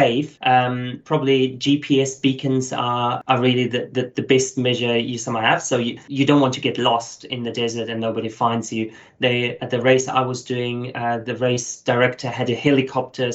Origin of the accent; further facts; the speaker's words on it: Germany; now in Australia; As you hear from my accent, I'm not originally Australian. So my background is German. Lots of people might have thought I'm South African, but coming from Germany.